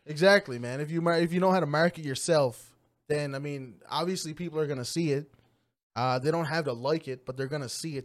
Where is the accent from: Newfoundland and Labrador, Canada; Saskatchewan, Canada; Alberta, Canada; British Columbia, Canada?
Newfoundland and Labrador, Canada; Trepassey; also born or lived in Lima, Peru; I grew up in Trapassie. Um, small class, uh, small community